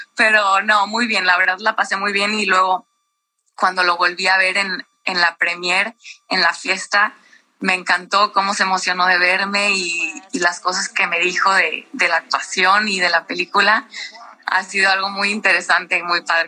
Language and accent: Spanish; Mexico; como somos mexicanos